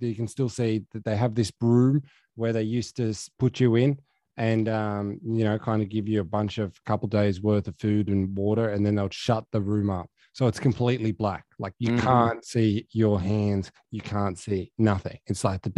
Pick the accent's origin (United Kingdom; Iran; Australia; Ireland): Australia; Dubbo, New South Wales; now in Sydney, Australia; my hometown of Dubbo